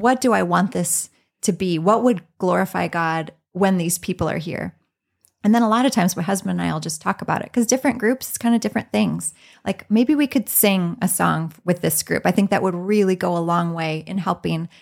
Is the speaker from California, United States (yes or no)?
no; Southeastern Iowa, United States; moved away as an adult; now in Minnesota, United States; I was born and raised in Iowa